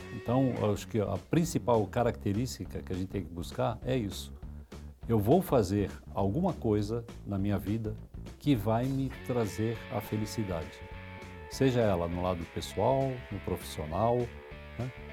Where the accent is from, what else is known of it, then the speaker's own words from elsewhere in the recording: São Paulo, Brazil; Eu sou paulistano, tá? Nasci no bairro do Tatuapé